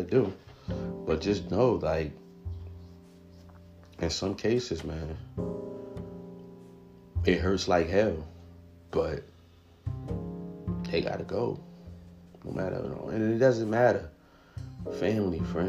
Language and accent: English; New Jersey, United States; we're both from Jersey